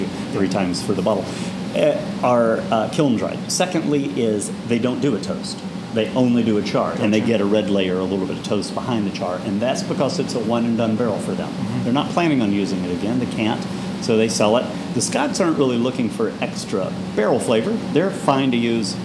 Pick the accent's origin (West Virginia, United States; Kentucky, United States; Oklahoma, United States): Kentucky, United States; Bowling Green; growing up in Kentucky